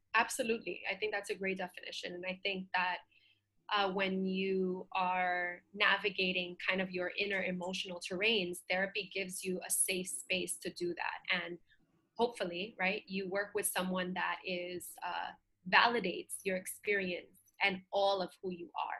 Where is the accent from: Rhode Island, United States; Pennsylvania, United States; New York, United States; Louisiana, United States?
New York, United States; New York City; being a little girl and growing up in Bushwick in Brooklyn